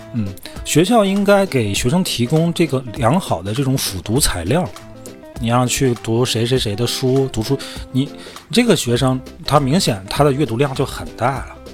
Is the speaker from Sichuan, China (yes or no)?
no; Hohhot, Inner Mongolia, China; accent: Inner Mongolian (Hohhot dialect); 我们内蒙话就胡适话